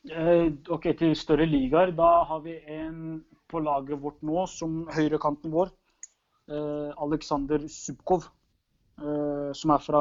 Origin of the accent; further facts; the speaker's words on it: Norway; det er litt som, Rosenborg hjemme i Norge.